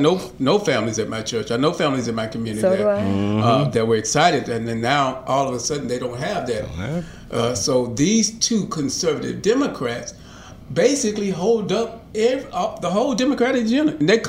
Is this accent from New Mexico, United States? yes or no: no; Southwest Arkansas, United States; now in Little Rock, United States; The 4th district used to be Southwest, down where my hometown.